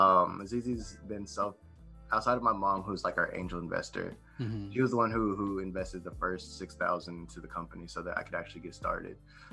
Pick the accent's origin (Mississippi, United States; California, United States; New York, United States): New York, United States; born there; also born or lived in Ohio / Florida; now in Texas, United States; So I was born in New York, and then from there I moved to Ohio, and then from Ohio I moved to Texas